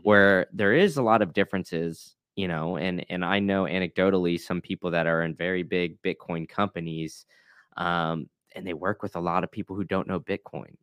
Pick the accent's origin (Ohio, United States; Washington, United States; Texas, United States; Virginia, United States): Texas, United States; Austin; I grew up in Austin